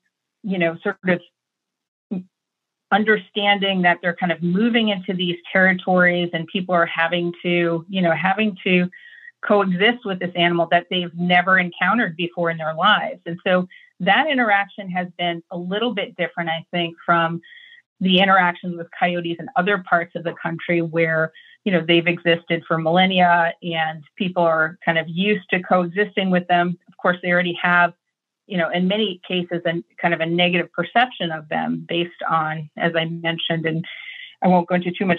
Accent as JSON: {"language": "English", "region": "New England", "country": "United States", "tie": "born or raised there", "said": "I grew up primarily on the East Coast, New England area"}